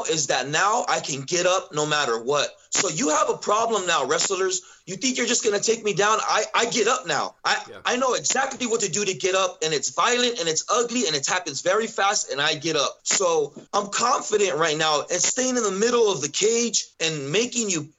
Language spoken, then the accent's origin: English; Southern California, United States; now in Idaho, United States; I grew up in California like that, Southern California